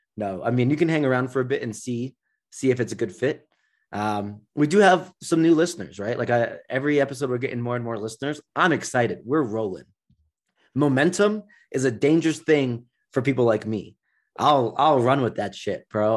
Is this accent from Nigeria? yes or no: yes; Nigeria; I'm from Nigeria